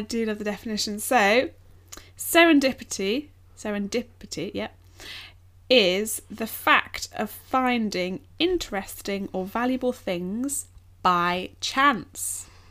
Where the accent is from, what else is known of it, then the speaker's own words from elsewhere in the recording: England, United Kingdom; as English people